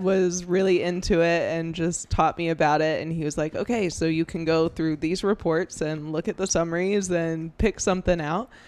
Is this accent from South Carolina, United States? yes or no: yes; Greenville, South Carolina, United States; I spent, you know, my whole childhood growing up in Greenville